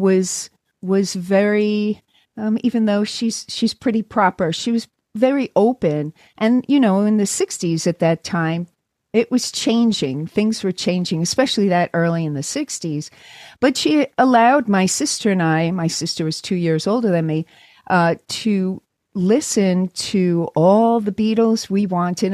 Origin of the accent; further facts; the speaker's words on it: New York City, New York, United States; moved away as an adult; also born or lived in London / California; now in Los Angeles, United States; I grew up in New York and in, uh, in Brooklyn. I was born in Brooklyn